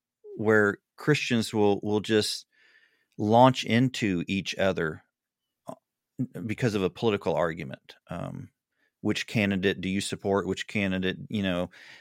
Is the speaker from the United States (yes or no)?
yes; Southern United States, United States; I'm a Southerner, and now I'm totally distracted.